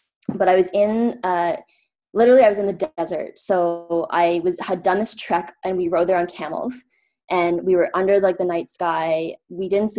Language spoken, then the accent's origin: English; Ottawa, Ontario, Canada; moved away as an adult; I'm from Ottawa